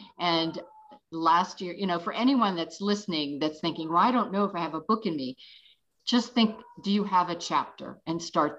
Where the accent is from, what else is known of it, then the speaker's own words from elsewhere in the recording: Pittsburgh, Pennsylvania, United States; moved away; I migrated from Pittsburgh, and I never did have the accent, but now I've been here longer than there